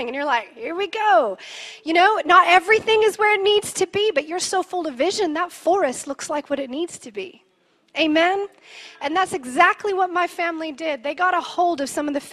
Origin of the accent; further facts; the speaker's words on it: Canada; I'm Canadian, and my family has a pioneer heart